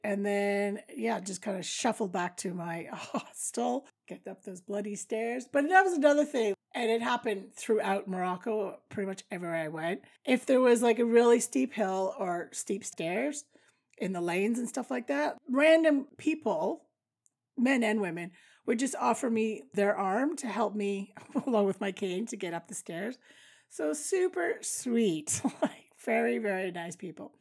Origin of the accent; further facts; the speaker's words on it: Canada; I do know some French, obviously, being Canadian